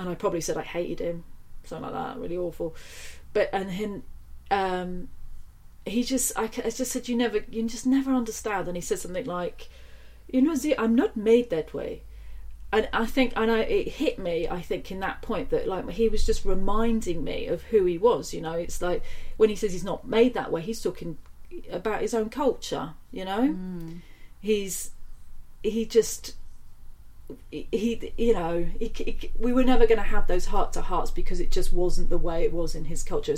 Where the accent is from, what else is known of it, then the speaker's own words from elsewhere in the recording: Nailsea, South West England, United Kingdom; I grew up in a town just outside of Bristol